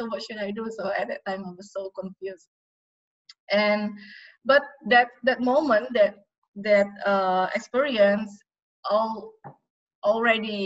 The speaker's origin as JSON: {"language": "English", "town": "Yogyakarta", "region": "Special Region of Yogyakarta", "country": "Indonesia", "tie": "born or raised there", "said": "my hometown in Jogja"}